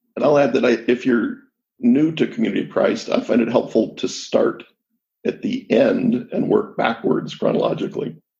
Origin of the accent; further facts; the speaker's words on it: Jackson County, Missouri, United States; I was raised in Jackson County, Missouri